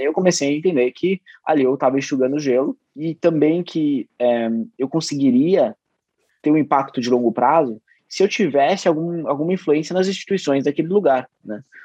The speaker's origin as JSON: {"language": "Portuguese", "town": "Bragança Paulista", "region": "São Paulo", "country": "Brazil", "said": "eu sou de Bragança Paulista"}